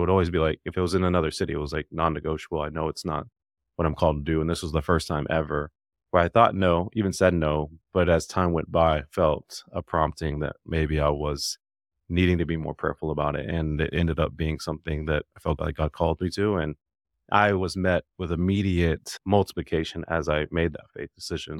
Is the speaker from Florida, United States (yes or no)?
no; Dallas, Texas, United States; born or raised there; also born or lived in Alabama; now in Nashville, United States